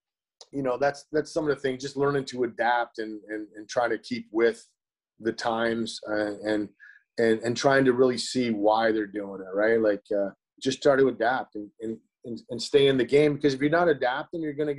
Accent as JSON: {"language": "English", "country": "Canada", "said": "just – in being Canadian, like, we didn't even realize that I was even going to even play baseball, right?"}